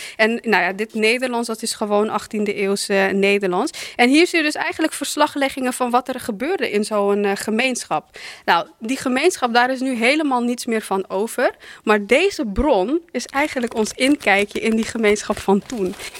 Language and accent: Dutch; Suriname; now in Netherlands; ik kom zelf uit Suriname